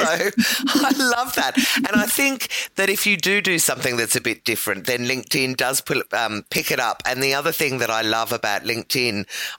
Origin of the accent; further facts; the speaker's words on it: Dandenong, Victoria, Australia; Yes, I grew up in Dandenong when we moved to Australia, and I remember it well.